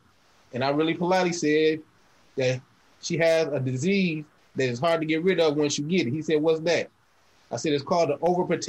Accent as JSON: {"language": "English", "town": "Grand Rapids", "region": "Michigan", "country": "United States", "moved": "yes", "lives_now": "Atlanta, United States", "said": "Originally, I'm from Grand Rapids, Michigan, but I've been in Atlanta for like 20 years now."}